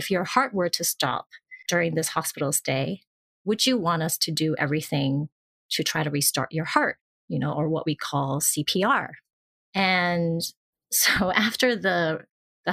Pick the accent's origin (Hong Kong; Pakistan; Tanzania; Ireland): Hong Kong; moved away; also born or lived in New York, United States; I've moved back to my home country or place where I was from in Hong Kong